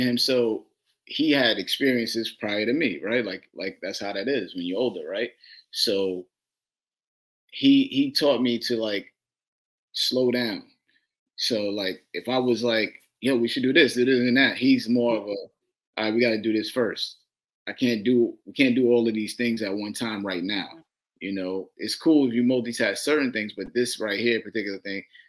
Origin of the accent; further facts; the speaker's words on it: New York City, New York, United States; I'm from Brooklyn